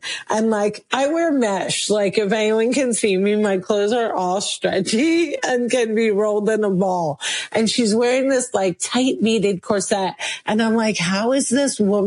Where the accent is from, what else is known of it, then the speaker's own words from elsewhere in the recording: New Jersey, United States; Muslim woman born and raised in New Jersey, American as apple pie